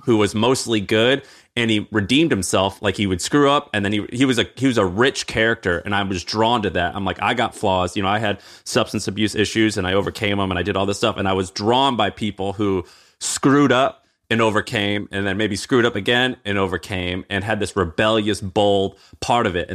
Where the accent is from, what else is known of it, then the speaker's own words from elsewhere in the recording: Missouri, United States; I grew up in Missouri as a, you know, as a 12-year-old white kid in Missouri.